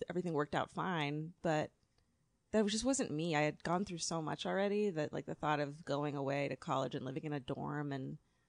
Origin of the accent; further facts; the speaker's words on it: Orange County, California, United States; also born or lived in Los Angeles, United States; I grew up in Orange County is that my family immigrated from Eastern Europe to Los Angeles. Well, to Chicago and then to Los Angeles.